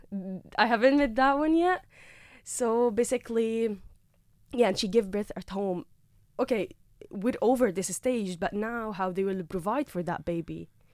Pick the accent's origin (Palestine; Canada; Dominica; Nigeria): Palestine; Gaza, Gaza Strip; moved away as an adult; now in Carlow, Ireland; I've been like born and raised in Gaza